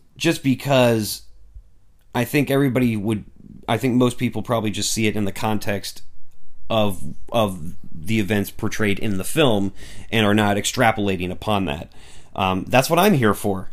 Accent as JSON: {"language": "English", "country": "United States", "said": "I'm an American"}